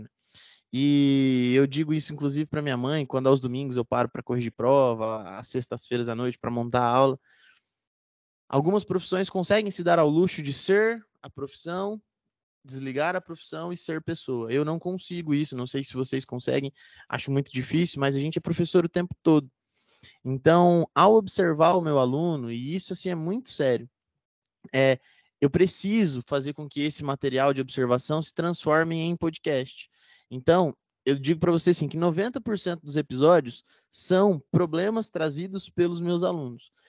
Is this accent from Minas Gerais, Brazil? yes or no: no; Londrina, Paraná, Brazil; Eu fiz filosofia aqui na Universidade Estadual de Londrina, onde eu nasci e moro até hoje.